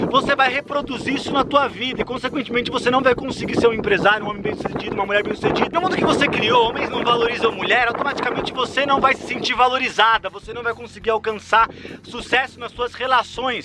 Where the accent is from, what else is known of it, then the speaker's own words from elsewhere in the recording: São Paulo, Brazil; also born or lived in Dourados, Mato Grosso do Sul; eu nasci no Mato Grosso do Sul, na cidade de Dourado. E com 6 para 7 anos, minha mãe foi para São Paulo tentar uma nova vida como cabeleireira. Ficamos um ano com a minha avó Tereza, até minha mãe conseguiu juntar dinheiro para levar a gente para São Paulo